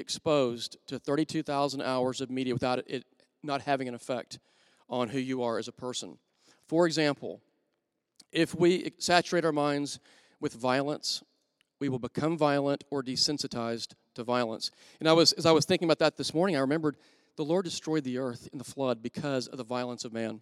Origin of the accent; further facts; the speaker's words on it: Wichita Falls, Texas, United States; I grew up in Wichita Falls, Texas